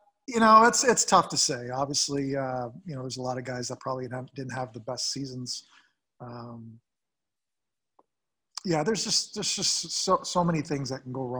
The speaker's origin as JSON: {"language": "English", "country": "Canada", "tie": "born or raised there", "said": "growing up as a Canadian boy, just playing the NHL was a dream"}